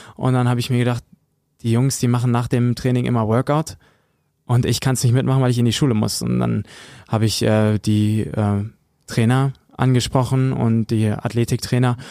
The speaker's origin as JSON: {"language": "German", "town": "Höxter", "region": "North Rhine-Westphalia", "country": "Germany", "said": "ich komme aus Höxter, aus der Region"}